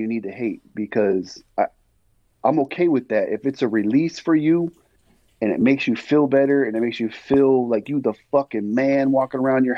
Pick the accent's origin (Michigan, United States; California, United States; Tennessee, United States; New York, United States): California, United States; Bay Area; I'm from California. I was raised in the Bay Area